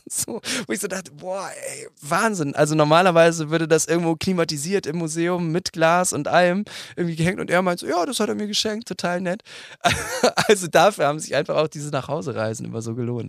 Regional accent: Bremen, Germany; ich bin eben Bremer

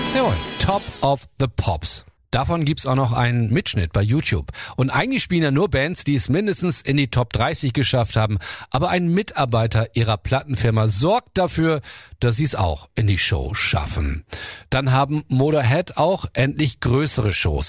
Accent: Germany; Bei uns in Deutschland

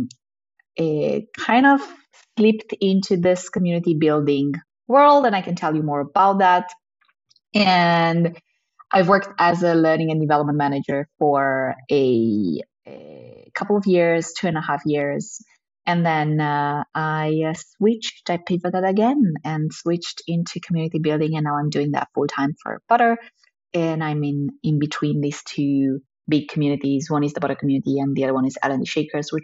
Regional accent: Romania; moved away as an adult; now in Amsterdam, Netherlands; I'm Romanian. That's why I'm in Romania now. My family still lives here.

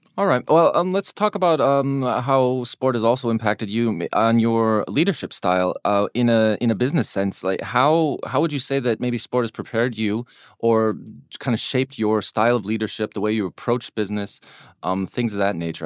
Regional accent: United States; I'm an American

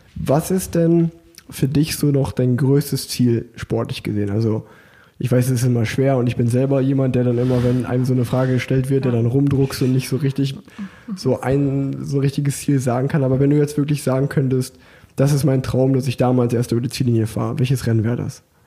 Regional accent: Unna, North Rhine-Westphalia, Germany; moved away as an adult; now in Cologne, Germany; ich komme ja eigentlich gebürtig aus Unna

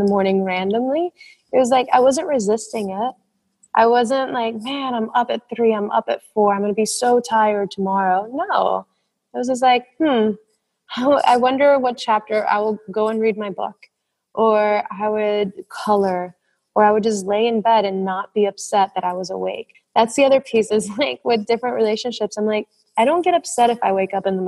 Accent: Puerto Rico; moved away as an adult; I'm from the Caribbean. I'm from Puerto Rico.

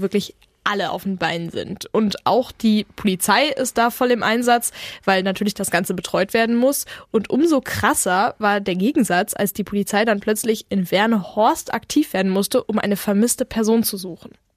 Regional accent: Bergkamen, North Rhine-Westphalia, Germany; wir sind aus Bergkamen

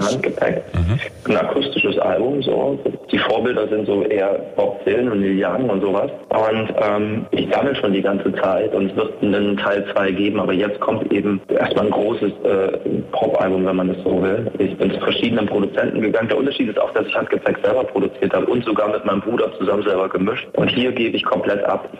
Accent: Erfurt, Thuringia, Germany; bleibe ich denn jetzt in meiner Heimatstadt Erfurt

